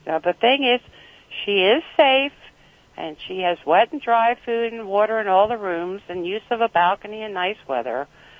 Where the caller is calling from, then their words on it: Reamstown, Pennsylvania, United States; I'm calling from Reamstown, Pennsylvania. It's near, well, it's between Lancaster and Reading.